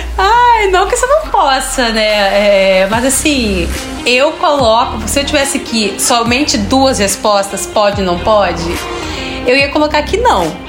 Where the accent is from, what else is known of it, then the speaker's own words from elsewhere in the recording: Rio Grande do Sul, Brazil; eu sou gaúcho